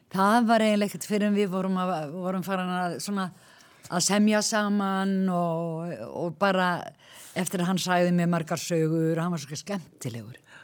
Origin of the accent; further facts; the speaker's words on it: Ísafjörður, Westfjords, Iceland; moved away; also born or lived in Reykjavík; ég er frá Ísafjörði